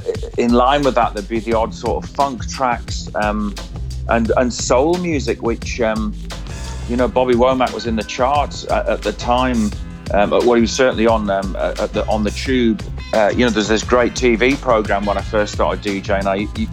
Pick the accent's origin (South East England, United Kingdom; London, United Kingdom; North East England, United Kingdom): North East England, United Kingdom; Cramlington; also born or lived in Ashington; And then I was, sort of brought up on a new town called Cramlington New Town